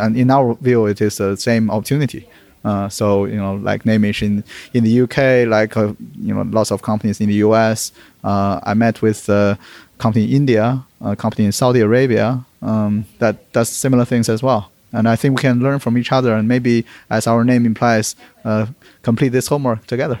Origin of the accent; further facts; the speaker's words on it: Beijing, China; moved away; also born or lived in United Kingdom / London; always wanted to do some service to my hometown as well. I was born in Beijing